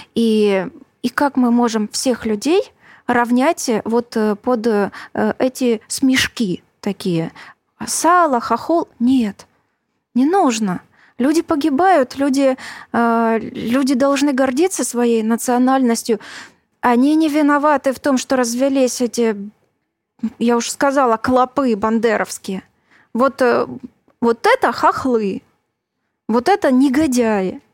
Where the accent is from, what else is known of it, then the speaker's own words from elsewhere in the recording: Luhansk, Luhansk Oblast, Ukraine; moved away; also born or lived in Crimea; я родилась в Луганске. Это была Украина. Поэтому я являюсь украинкой.